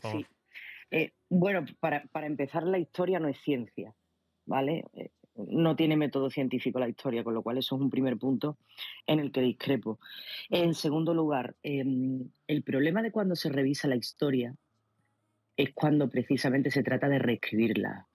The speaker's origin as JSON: {"language": "Spanish", "country": "Spain", "said": "como española"}